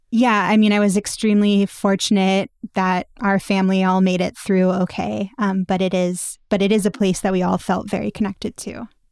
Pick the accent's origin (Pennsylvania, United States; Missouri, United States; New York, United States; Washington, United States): Pennsylvania, United States; Pittsburgh; I grew up in the Tree of Life synagogue.